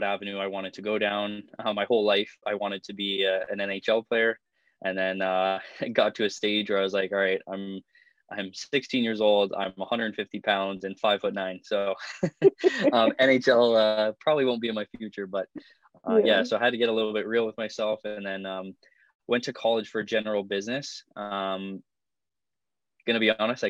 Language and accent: English; Niagara Falls, Ontario, Canada; born and raised in Niagara Falls, Ontario.